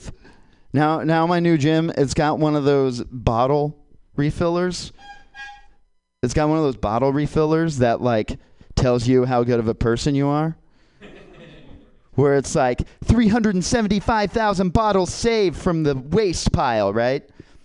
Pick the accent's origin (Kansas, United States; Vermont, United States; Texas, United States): Kansas, United States; moved away as an adult; now in California, United States; I'm from Kansas